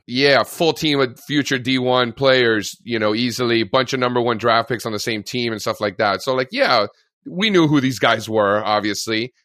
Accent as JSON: {"language": "English", "town": "Miami", "region": "Florida", "country": "United States", "tie": "born or raised there", "also_born_or_lived": "Fairfield, Connecticut", "moved": "as an adult", "said": "I grew up in Miami, in Florida"}